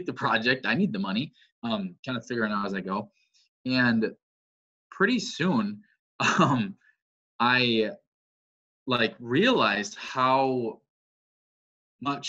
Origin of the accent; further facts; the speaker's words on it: Wisconsin, United States; also born or lived in Crookston, Minnesota; I'm born and raised in Wisconsin